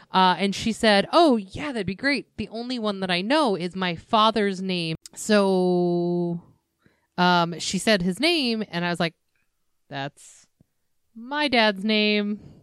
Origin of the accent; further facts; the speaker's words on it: Glendora, California, United States; where I grew up in Glendora